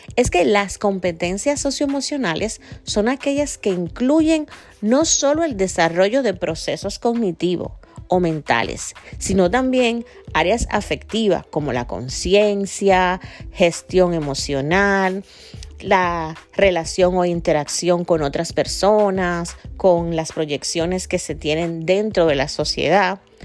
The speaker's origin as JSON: {"language": "Spanish", "country": "Dominican Republic", "said": "mi gente de República Dominicana, de donde soy yo y de donde este podcast sale"}